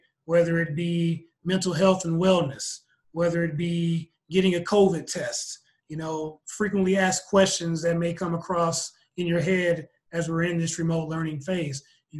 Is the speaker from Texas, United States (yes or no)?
yes; Houston, Texas, United States; moved away; I'm a Texan. Cold weather plus Houston just doesn't exist.